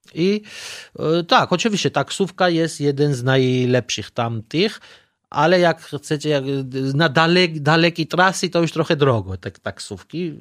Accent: Tbilisi, Georgia; Polish is a second language; moved away as an adult; now in Poland; ja pochodzę z stolicy Tbilisi

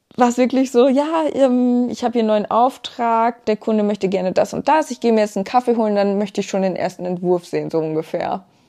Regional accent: Germany; Ich komme hier auch vom Lande. Also ich, ähm, mein gebürtiger Wohnort ist auch da, wo wir jetzt wieder leben aktuell

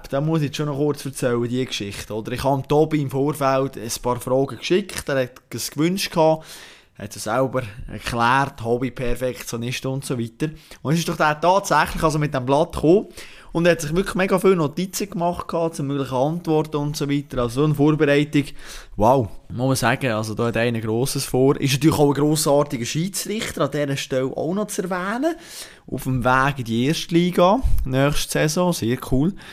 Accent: Bern, Switzerland; Ich freue mich brutal auf das Fest. Äh, als Berner natürlich, äh, mit dem Auge auf einen Ledermann oder auf einen Studenmann.

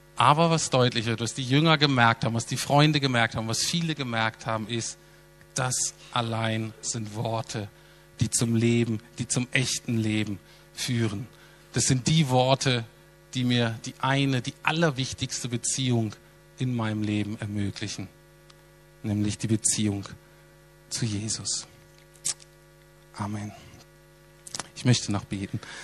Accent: Berlin, Germany

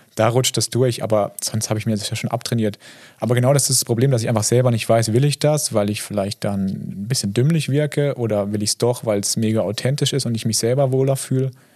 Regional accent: Kaiserstuhl, near Freiburg, Baden-Württemberg, Germany; accent: Alemannic; Ich bin in Freiburg geboren, tatsächlich im Krankenhaus. Ähm, aber aufgewachsen äh, in der Nähe am Kaiserstuhl, ist in der Weinbauregion an der französisch-deutschen Grenze

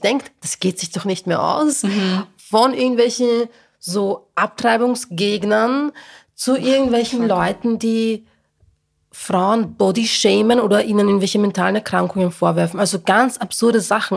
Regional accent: a working-class town in Lower Austria, Austria; moved away as an adult; now in Vienna, Austria; ich komme aus einer niederösterreichischen Arbeiterstadt

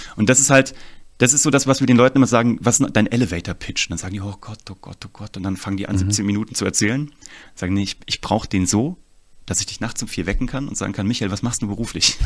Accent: Kassel, Hesse, Germany; ich komme aus Kassel eigentlich

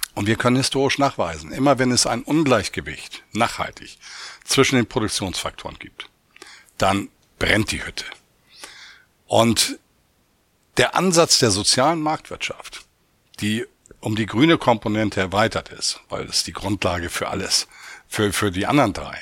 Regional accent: Hamburg, Germany; also born or lived in Oldenburg; jetzt hier in meiner Heimatstadt Hamburg

